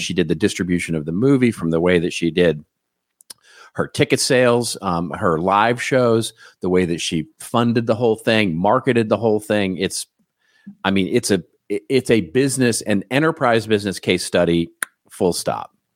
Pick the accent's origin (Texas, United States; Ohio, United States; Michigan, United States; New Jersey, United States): Texas, United States; I grew up in Texas